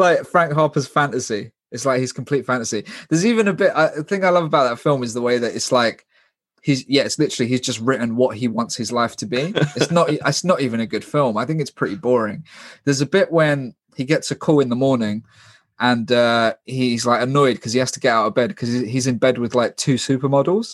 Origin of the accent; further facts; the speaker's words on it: London, United Kingdom; I'm from London